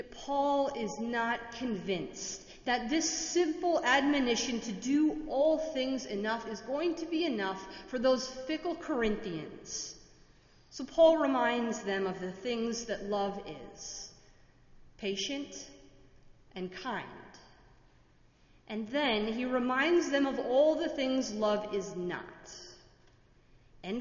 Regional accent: Minnesota, United States; now in Washington, D.C., United States; I am from Minnesota, and my tolerance for snow and my Midwestern values

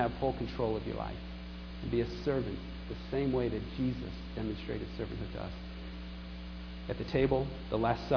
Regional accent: New York, United States; I was a little troubled living in New York and growing up in New York

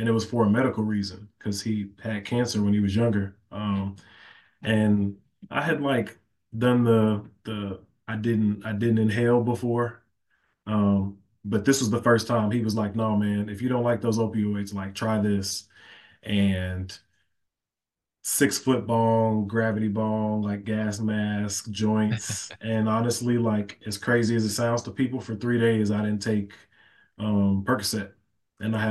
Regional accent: Chicago, Illinois, United States; also born or lived in Flossmoor, Illinois; I am born and raised in Chicago. Went to high school out in the suburbs, home of Flossmoor

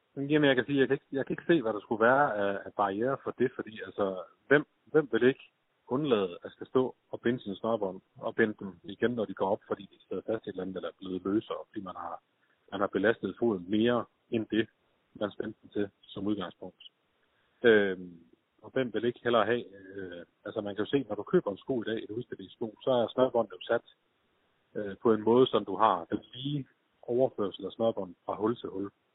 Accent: Skive, Central Denmark Region, Denmark; jeg var født og opvokset i Skive

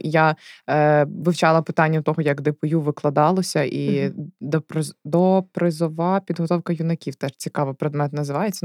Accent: Galicia, Ukraine; Я сама з Галичини

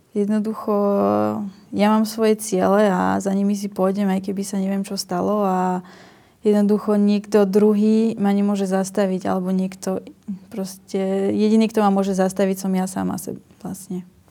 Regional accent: Slovakia; som prišla vlastne zo Slovenska

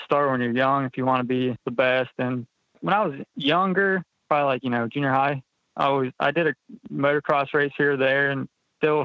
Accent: Loudonville, Ohio, United States; moved away as an adult; now in Maryland, United States; I was born and raised in Loudonville, Ohio

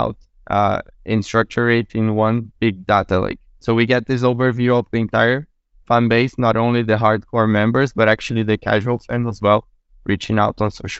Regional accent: Brazil; also born or lived in Portugal; I'm from Brazil, but running the company based out in Portugal

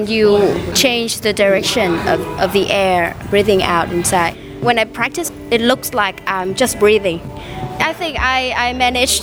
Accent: Vietnam; I'm from Vietnam

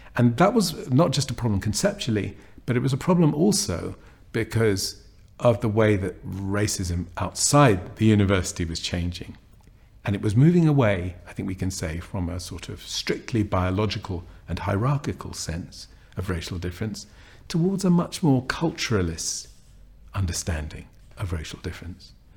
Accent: London, United Kingdom; I grew up in an area of North London

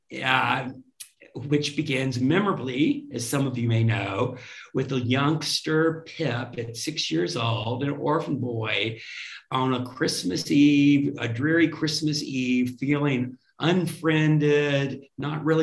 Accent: Rocky Mount, Virginia, United States; that's where I was born, spent the first 7 years of my life before we moved to States

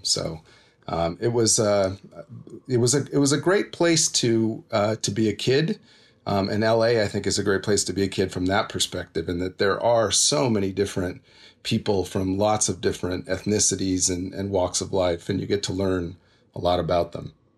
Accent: Los Angeles, California, United States; also born or lived in Inglewood; I was born and raised in L A, in and around L

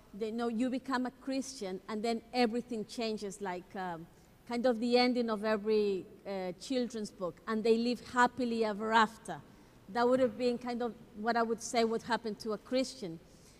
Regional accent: Ecuador; I'm from Ecuador

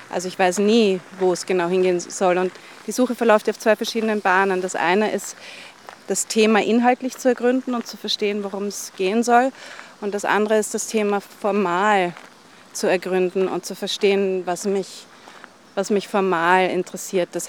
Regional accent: Vienna, Austria; Also, ich komme eben aus Wien und wir haben gerade darüber gesprochen, wie imperial und wie schön Wien ist.

